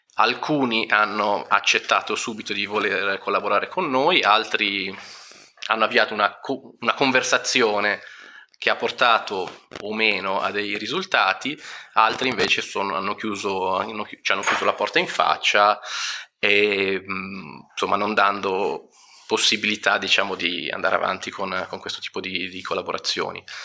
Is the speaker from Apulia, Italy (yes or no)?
no; Milan, Lombardy, Italy; sono di Milano